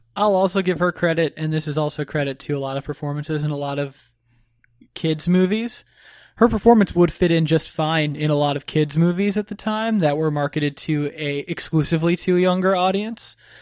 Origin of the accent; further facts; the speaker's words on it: Florida, United States; I grew up in Florida